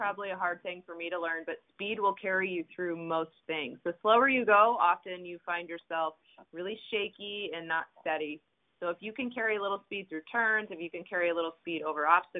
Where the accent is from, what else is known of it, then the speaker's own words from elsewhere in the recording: Colorado, United States; moved away; I grew up in Colorado